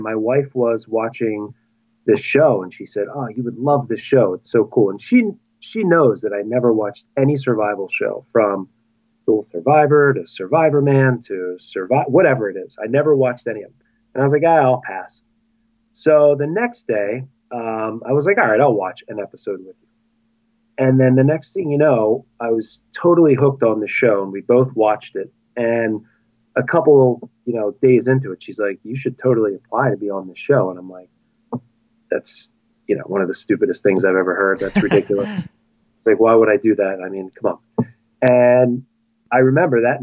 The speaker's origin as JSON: {"language": "English", "town": "Chalfont", "region": "Pennsylvania", "country": "United States", "said": "I am a 41-year-old high school teacher from Chalfont, Pennsylvania, which is just outside of Philadelphia"}